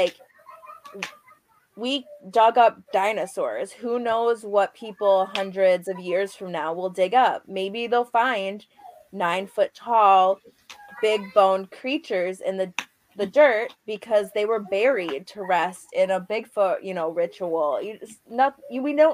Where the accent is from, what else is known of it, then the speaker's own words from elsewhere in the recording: Upper Peninsula of Michigan, United States; I'm from the Upper Peninsula of Michigan